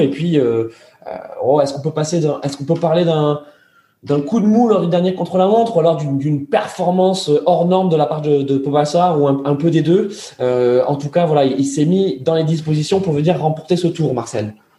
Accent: France; nous, en tant que Français

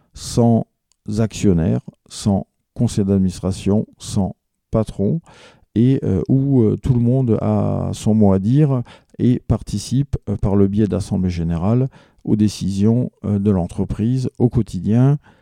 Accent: Alsace, Grand Est, France; chez nous en Alsace

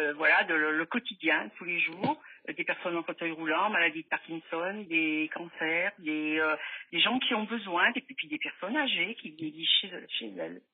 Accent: Firminy, Auvergne-Rhône-Alpes, France; je suis de Firminy, dans la Loire

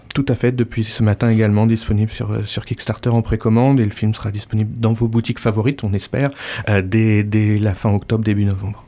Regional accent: Normandy, France; also born or lived in United States; now in Landes, France; je suis normand, né euh, sous la pluie, mais proche de, proche de la mer aussi.

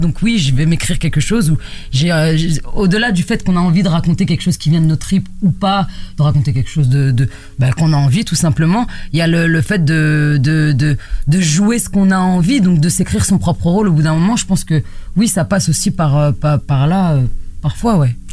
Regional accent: La Courneuve, Île-de-France, France; accent: accent de banlieue; je viens de la cité des 4000 à la Courneuve et du coup, on entend un petit peu mon, mon accent de banlieue

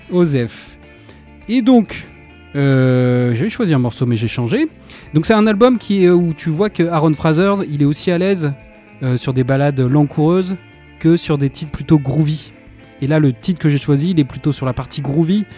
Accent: Somme, Hauts-de-France, France; now in Lille, France; on vient de la Somme, même si on est expatrié à Lille

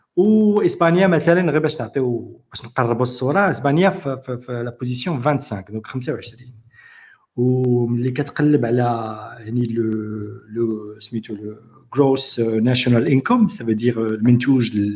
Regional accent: Morocco; عندنا في المغرب

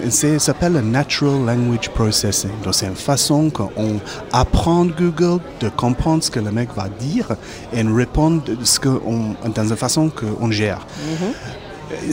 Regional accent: Cape Town, Western Cape, South Africa; French is a second language; now in Périgord, France; Je viens du Cap, en Afrique du Sud

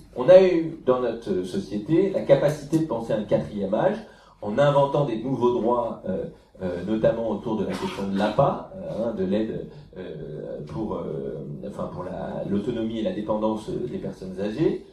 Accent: France; chez nous en France

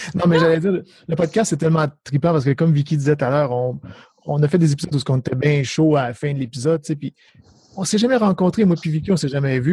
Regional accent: Saguenay, Quebec, Canada; now in Ontario, Canada; je viens en Ontario, je viens du Saguenay, mais je, viens en Ontario

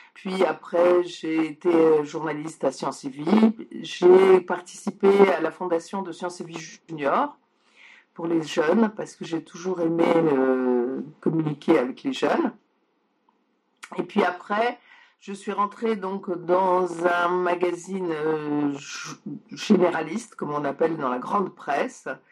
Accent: France; also born or lived in Poland; je suis née en Pologne et donc ça m'arrivait en France quand moi j'avais 6 ans

